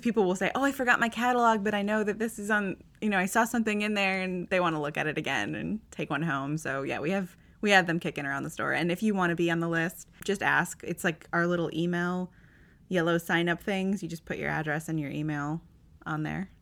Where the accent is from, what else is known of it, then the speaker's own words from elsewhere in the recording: Northwest Indiana, United States; now in Louisville, United States; I grew up around Chicago, like Northwest Indiana, on like Michigan, the, the region, as they call it.